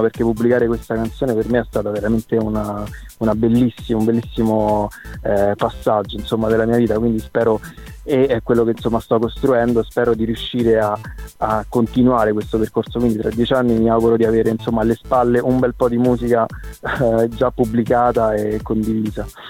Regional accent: Frosinone, Lazio, Italy; now in Rome, Italy; trasferitomi a Roma perché io sono nato e cresciuto a Frosinone

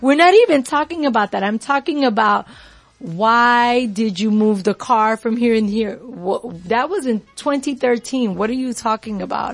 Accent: New York, United States; I'm from New York

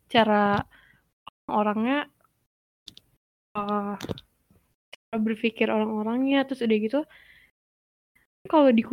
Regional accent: Bandung, West Java, Indonesia; Padahal kan gue tuh dari Bandung kan dekat lah sama Depok sama Jakarta.

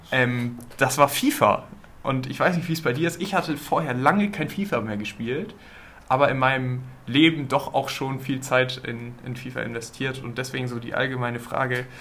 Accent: Germany; wir als Deutsche

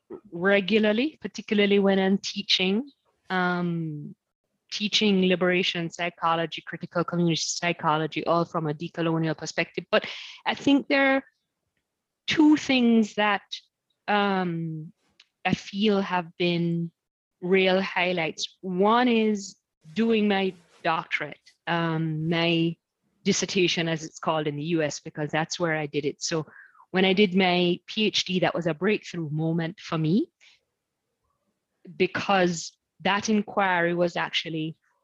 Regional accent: Kingston, Jamaica; also born or lived in United States; now in Nottingham, United Kingdom; I'm from Kingston, Jamaica

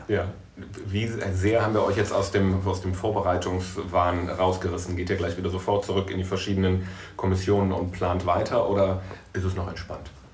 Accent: Bergisches Land, North Rhine-Westphalia, Germany; now in Düsseldorf, Germany; Ich komme aus den Anfängen des Bergischen Landes.

